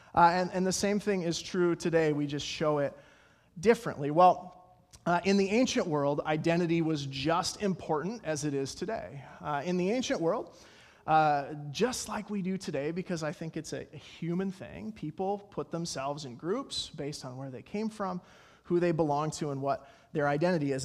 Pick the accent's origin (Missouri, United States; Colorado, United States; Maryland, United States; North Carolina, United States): Colorado, United States; I'm from Colorado